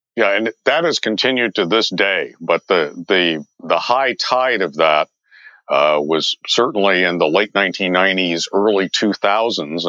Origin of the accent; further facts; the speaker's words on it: San Diego, California, United States; also born or lived in Las Vegas; I grew up in San Diego